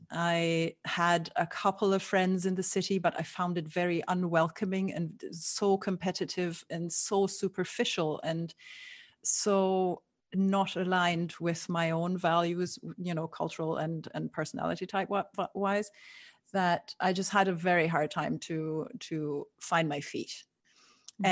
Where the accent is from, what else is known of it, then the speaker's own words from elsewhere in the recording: Germany; moved away as an adult; also born or lived in Scotland / London / Barcelona / Canary Islands; now in Brooklyn, United States; I was born and raised in Germany, and then I moved around a lot.